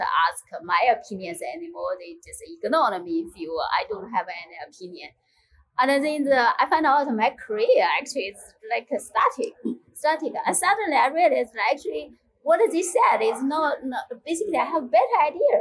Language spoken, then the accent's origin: English; China; moved away as an adult; now in United Kingdom; I grew up in China